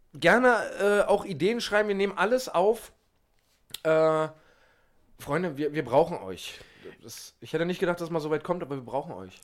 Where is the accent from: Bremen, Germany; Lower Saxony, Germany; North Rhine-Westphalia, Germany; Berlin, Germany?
Berlin, Germany; den man als Berliner